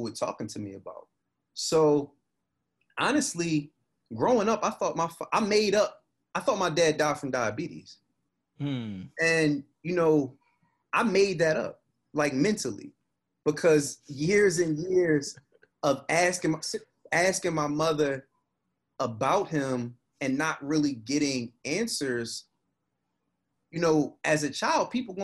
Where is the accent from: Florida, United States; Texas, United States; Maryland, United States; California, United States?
Maryland, United States; Baltimore; My family and all of them, they from West Baltimore. I was born in Mount Sinai Hospital